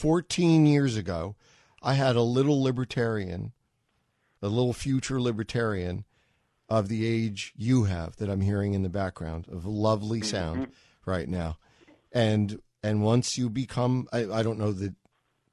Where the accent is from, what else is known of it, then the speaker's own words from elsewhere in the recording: New York City, New York, United States; I grew up in New York